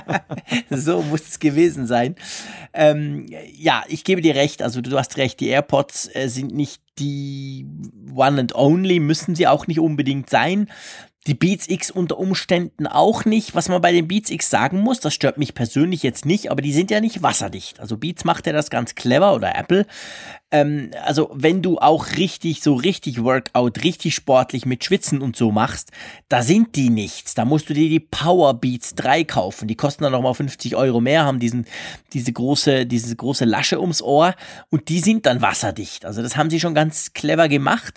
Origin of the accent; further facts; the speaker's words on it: Switzerland; bei uns in der Schweiz